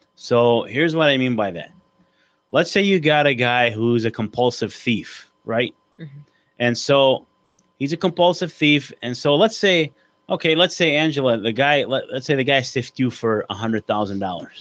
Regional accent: Oak Park, United States; we grew up together back in Oak Park

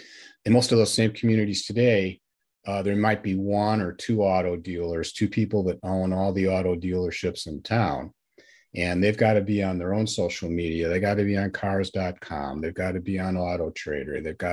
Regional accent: Barrington, Illinois, United States; a sports editor for two weeklies near where I grew up in Barrington, Illinois.

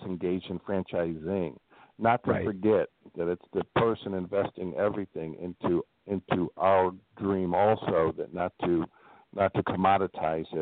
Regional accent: Midwest, United States; also born or lived in Northwest Indiana; I'm from the Midwest

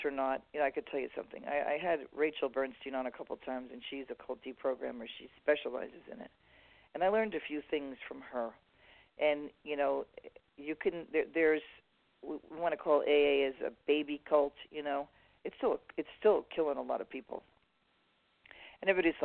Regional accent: New York City, New York, United States; now in Southern California, United States; I was raised like in New York City

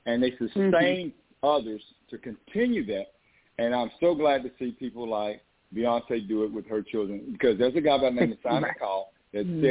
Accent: East Texas, United States; We had 5 companies growing up. We're from East Texas

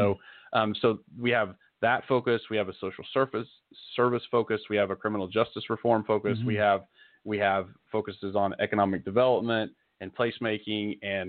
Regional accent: Tulsa, Oklahoma, United States; I'm born and raised in Tulsa.

